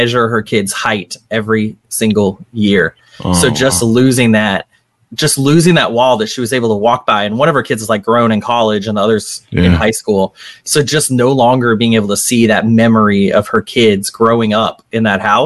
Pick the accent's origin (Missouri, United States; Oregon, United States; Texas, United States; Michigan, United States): Texas, United States; Arlington; moved away as an adult; also born or lived in Boston / New York; now in New Orleans, United States; grew up in a decent sized town in Texas, Arlington, right outside Dallas